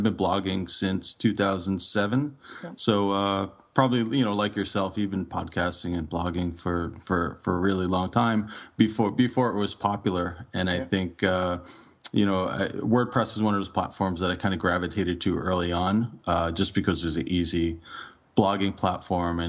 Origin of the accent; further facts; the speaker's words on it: United States; also born or lived in Toronto, Canada; born and raised in the States